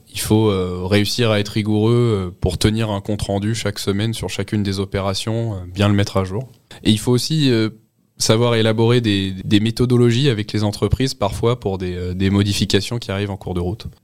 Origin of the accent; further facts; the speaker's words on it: Montainville, Île-de-France, France; je suis originaire d'Île-de-France, dans un petit village du 78 qui s'appelle Montainville